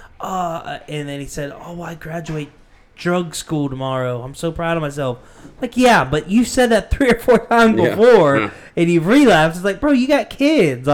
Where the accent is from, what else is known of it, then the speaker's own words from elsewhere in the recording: Butler, United States; moved away as an adult; I moved here from Butler